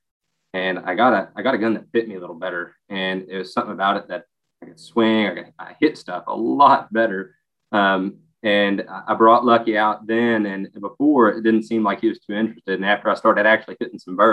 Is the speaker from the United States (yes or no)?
yes; United States; I grew up in Fayette County